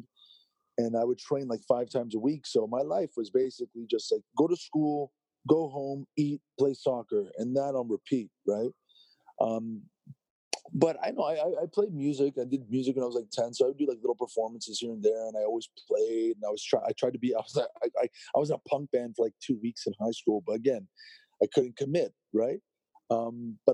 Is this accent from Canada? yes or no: yes; Toronto, Ontario, Canada; born or raised there